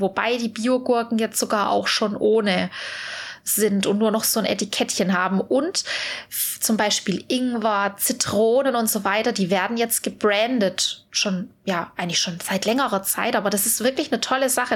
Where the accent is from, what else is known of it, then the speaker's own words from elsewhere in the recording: Swabia, Germany; ich bin ja Schwabe